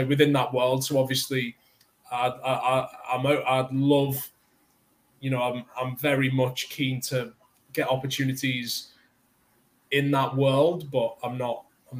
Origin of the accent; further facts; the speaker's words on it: United Kingdom; as a Brit growing up in the 90s, as a young kid